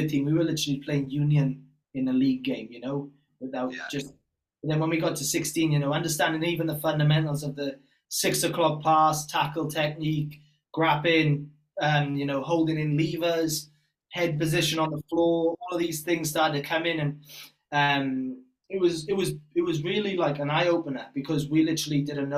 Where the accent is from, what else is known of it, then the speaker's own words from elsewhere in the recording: Bridgend, Wales, United Kingdom; moved away; also born or lived in Leeds / Ipswich, Australia; growing up in Wales